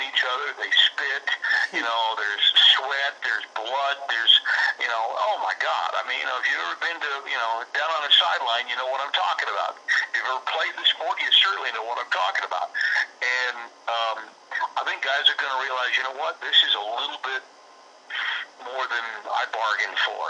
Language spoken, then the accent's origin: English; Texas, United States; moved away; I'm originally from Texas, so my whole family in Texas